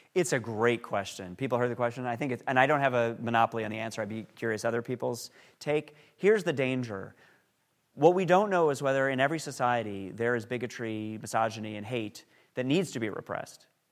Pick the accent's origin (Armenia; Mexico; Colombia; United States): United States; New York; I grew up in New York